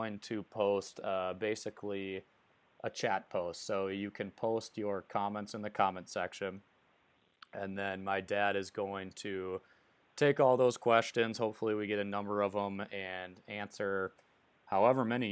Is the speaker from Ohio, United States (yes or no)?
no; Green Bay, Wisconsin, United States; we're from Green Bay